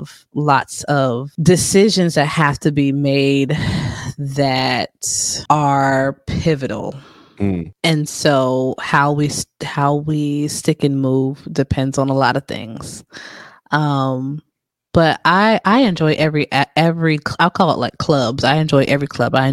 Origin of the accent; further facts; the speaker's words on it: New Jersey, United States; I'm from Jersey